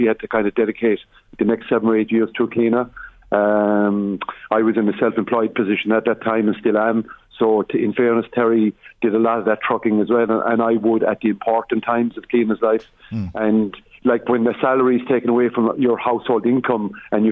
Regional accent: County Limerick, Munster, Ireland; We come from County Limerick

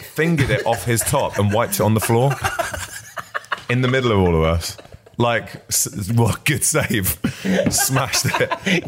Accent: Barnet, London, United Kingdom; I grew up in Barnet.

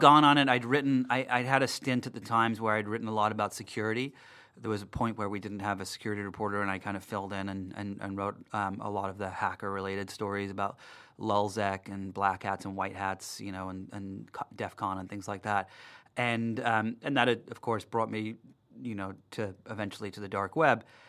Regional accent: Darlington, North East England, United Kingdom; moved away; I was born in England, um, in the north of England, in a little town called Darlington

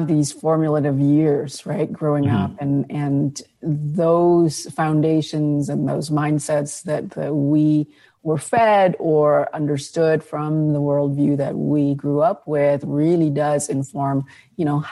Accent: Indonesia; now in United States; I grew up in Indonesia

